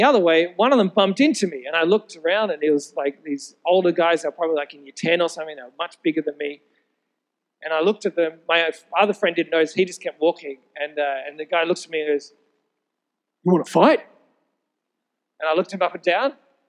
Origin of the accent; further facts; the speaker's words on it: Sydney, New South Wales, Australia; I grew up in Sydney.